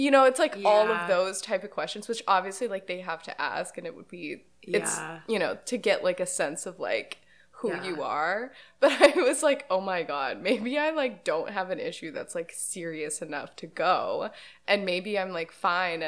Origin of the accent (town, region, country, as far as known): Houston, Texas, United States